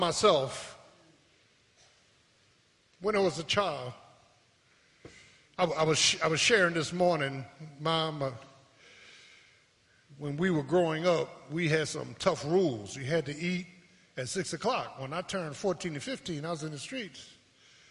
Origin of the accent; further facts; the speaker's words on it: Philadelphia, Pennsylvania, United States; I was born in Pennsylvania Hospital